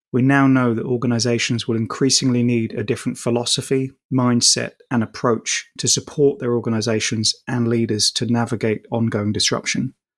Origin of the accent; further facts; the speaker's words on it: London, United Kingdom; just a poor boy from Shepherd's Bush